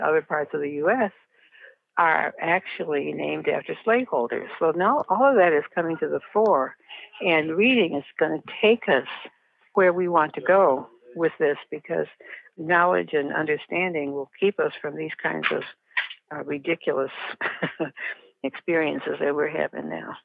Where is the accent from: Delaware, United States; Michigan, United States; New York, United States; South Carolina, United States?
Michigan, United States; Detroit; I live in Detroit. I was born in Detroit.